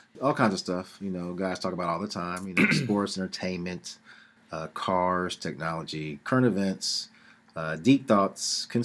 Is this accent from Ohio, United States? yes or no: yes; Columbus, Ohio, United States; moved away; also born or lived in Philippines; from the east side of Columbus, Ohio, by way of the Philippines. So I am half Filipino, half black, you know, with a little Native American twist in there.